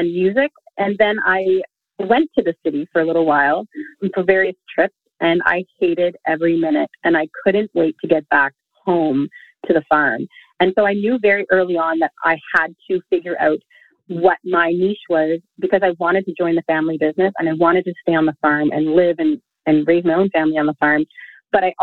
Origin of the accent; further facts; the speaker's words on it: Quebec, Canada; I'm from the rural community of Queal, Quebec, which I don't have a French accent, but I am fifth generation, my children are the sixth generation of our family farm here in Quebec.